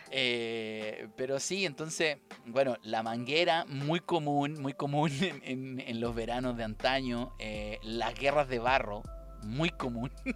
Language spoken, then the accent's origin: Spanish; Valparaíso, Chile; gente de Valparaíso, acá de Valparaíso